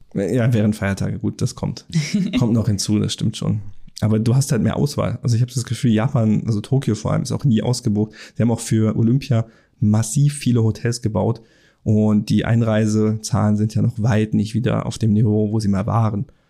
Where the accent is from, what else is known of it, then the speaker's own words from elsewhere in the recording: Germany; bei uns in Deutschland